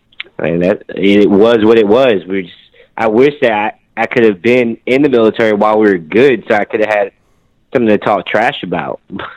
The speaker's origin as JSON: {"language": "English", "region": "Virginia", "country": "United States", "moved": "as an adult", "lives_now": "Los Angeles, United States"}